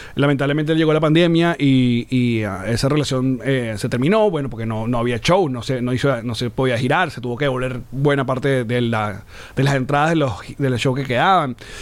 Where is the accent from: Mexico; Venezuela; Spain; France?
Venezuela; como venezolanos